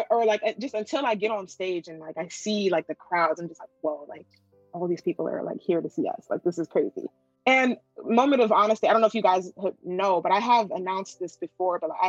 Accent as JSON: {"language": "English", "country": "Japan", "second_language": "English", "said": "it's a dream of mine to perform in my home country."}